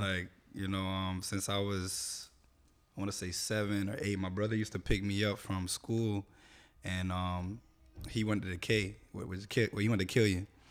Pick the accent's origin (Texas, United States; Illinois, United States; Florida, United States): Florida, United States; Miami; born and raised in the Dade, Mass, South Dade, Miami